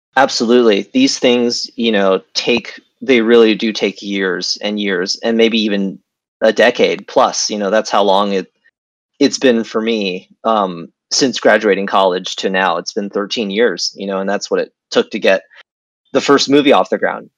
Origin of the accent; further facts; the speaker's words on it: United States; moved away as an adult; also born or lived in Beijing, China / California, United States / China; now in Vietnam; I was born in Beijing. I grew up in uh, near Washington D.C. in America